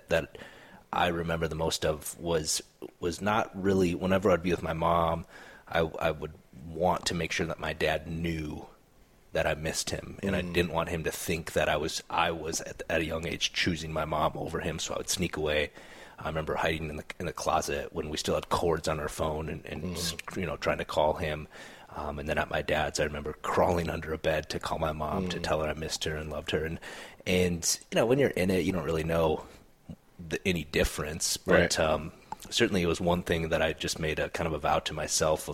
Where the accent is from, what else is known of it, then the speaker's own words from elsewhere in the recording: South Dakota, United States; moved away; I grew up in South Dakota